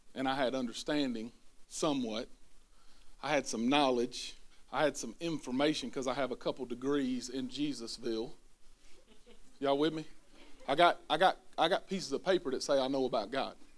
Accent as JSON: {"language": "English", "town": "Spartanburg", "region": "South Carolina", "country": "United States", "said": "I'm from the upstate. I'm from Spartanburg"}